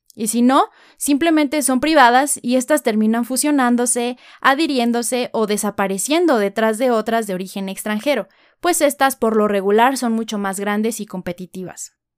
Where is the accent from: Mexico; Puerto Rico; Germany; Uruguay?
Mexico